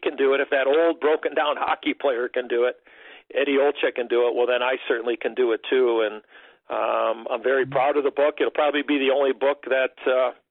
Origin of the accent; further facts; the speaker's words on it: Chicago, Illinois, United States; growing up in Chicago